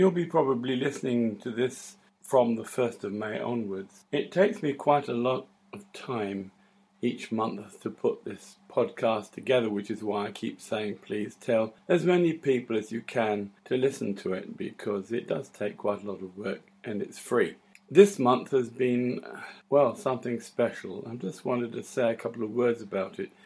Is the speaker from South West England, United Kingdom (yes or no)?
no; London, United Kingdom; I'm a Londoner, not a New Yorker